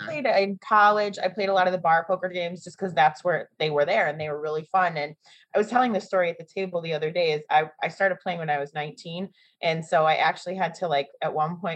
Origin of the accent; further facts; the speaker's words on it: Northbrook, Illinois, United States; moved away as an adult; also born or lived in Evanston, Illinois / Chicago, Illinois / Colorado; now in Las Vegas, United States; I'm from Northbrook, Illinois, is where I grew up.